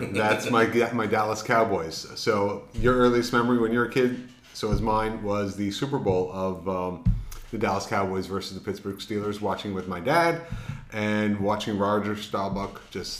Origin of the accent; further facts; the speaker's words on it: Montreal, Quebec, Canada; growing up in Montreal, Canada. So we grew up with a lot of great greats playing the game.